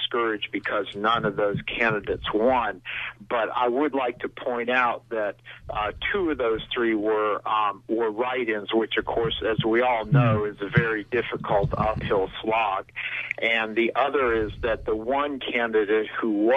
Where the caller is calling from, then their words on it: Belfast, Maine, United States; I'm calling from Belfast.